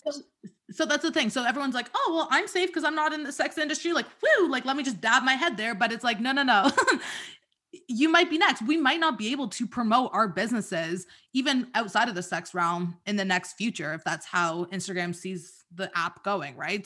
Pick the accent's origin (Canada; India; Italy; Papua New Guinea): Canada; Toronto, Ontario; I'm from Toronto